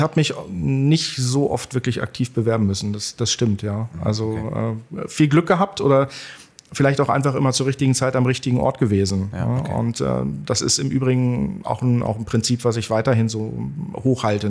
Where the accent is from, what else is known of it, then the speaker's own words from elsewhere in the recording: Barsinghausen, Lower Saxony, Germany; also born or lived in Bad Nenndorf / Hanover; ich bin Hannoveraner, also ich bin ähm, Allerdings auch nicht in Hannover direkt geboren, sondern in Basinghausen